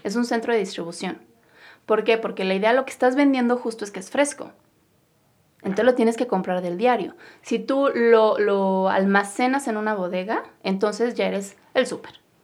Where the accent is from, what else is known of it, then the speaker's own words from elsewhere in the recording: Mexico; nosotros somos mexicanos